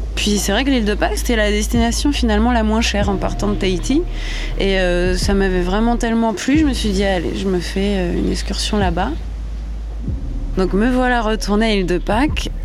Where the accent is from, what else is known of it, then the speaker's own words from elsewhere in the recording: Normandy, France; moved away; Je suis normande, j'ai 35 ans.